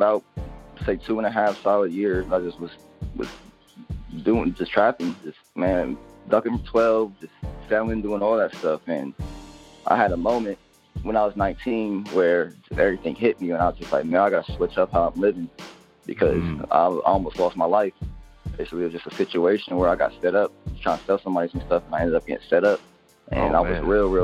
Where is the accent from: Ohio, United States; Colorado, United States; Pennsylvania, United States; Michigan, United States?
Ohio, United States; also born or lived in Orlando, Florida / Columbus, Ohio; I was born in Columbus, Ohio, but I was raised in Orlando, Florida. And I moved back to Ohio when I was 7 or 8 around the time my dad passed away. And I lived here ever since